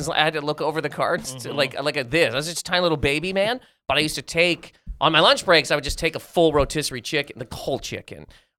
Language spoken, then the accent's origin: English; Nova Scotia, Canada; moved away; growing up in Canada, Nova Scotia